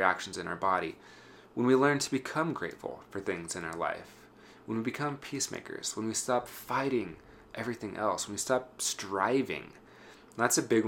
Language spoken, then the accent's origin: English; Wyoming, United States; my hometown in Wyoming